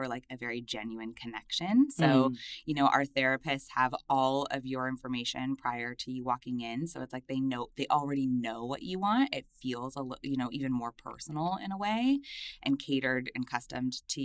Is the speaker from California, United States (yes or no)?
yes; Los Angeles, California, United States; I'm from Los Angeles. I grew up in a little suburb outside of the city.